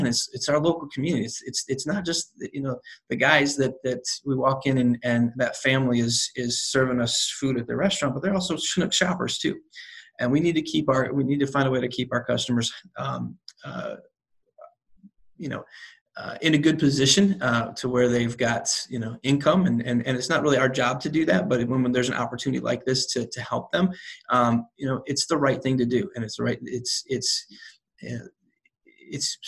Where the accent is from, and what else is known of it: South Carolina, United States; born or raised there; now in St. Louis, United States